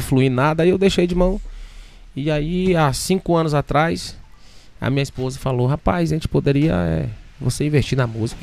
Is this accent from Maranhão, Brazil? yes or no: yes; Davinópolis, Maranhão, Brazil; also born or lived in Imperatriz, Maranhão / Búzios; now in Arujá, Brazil; Eu sou de, eu nasci em Imperatriz e fui criado numa cidade chamada Davinópolis, né? Um interiorzinho ali, próximo de Imperatriz.